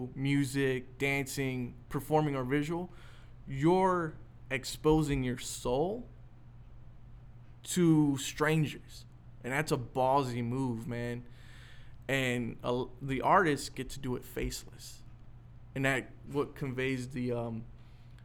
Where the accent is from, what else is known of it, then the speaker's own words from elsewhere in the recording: East Chicago, Indiana, United States; I'm from East Chicago